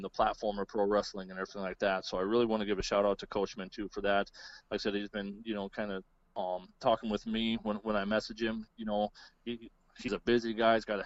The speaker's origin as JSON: {"language": "English", "town": "Pierre", "region": "South Dakota", "country": "United States", "tie": "born or raised there", "said": "I've gone back to my hometown. I grew up around the Pierre area in central South Dakota"}